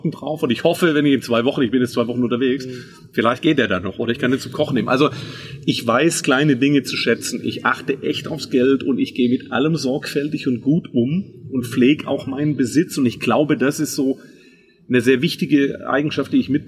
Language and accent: German; Baden-Württemberg, Germany; Auf der anderen Seite bin ich aber im Schwabeländle groß geworden, bin also ein waschechter Schwab.